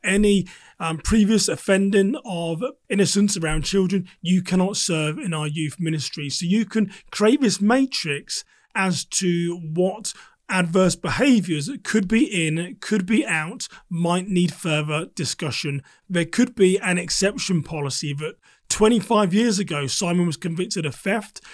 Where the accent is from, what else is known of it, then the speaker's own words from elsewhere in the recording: England, United Kingdom; now in United States; I am a British American, but I spent a large por-, portion of my life living in the U K.